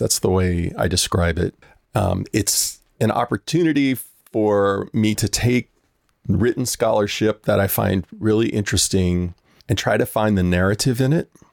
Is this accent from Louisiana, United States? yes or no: yes; New Orleans, Louisiana, United States; I grew up in New Orleans, which is just such a musically rich place